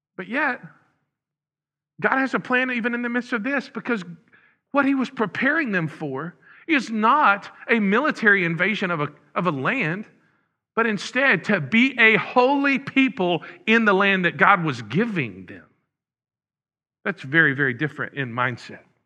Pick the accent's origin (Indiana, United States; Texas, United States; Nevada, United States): Texas, United States; Huntsville; moved away; the next town where we were, uh, was Huntsville, my hometown.